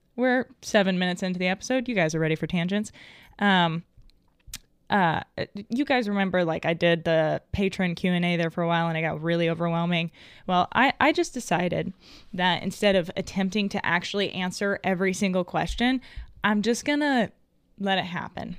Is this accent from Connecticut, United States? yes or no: no; Arkansas, United States; I was raised in Arkansas.